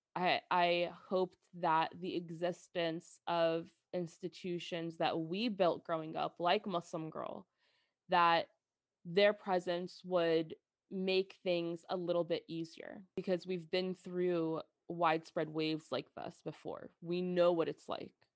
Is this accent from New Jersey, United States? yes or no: yes; New Jersey, United States; growing up as an American girl that was born and raised in Jersey